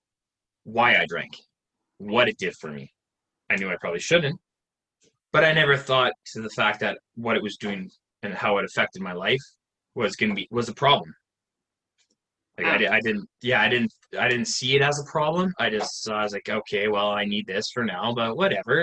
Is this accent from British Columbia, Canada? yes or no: yes; Salmon Arm, British Columbia, Canada; I'm actually from Canada, little town of 18,000 people called Salmon Arm in British Columbia